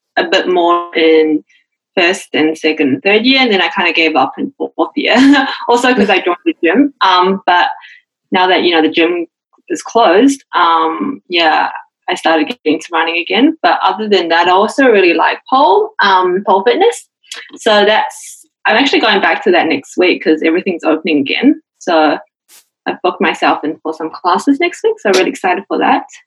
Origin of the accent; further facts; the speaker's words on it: Auckland, New Zealand; moved away as an adult; now in Adelaide, Australia; I'm from Auckland, so I was born and raised there.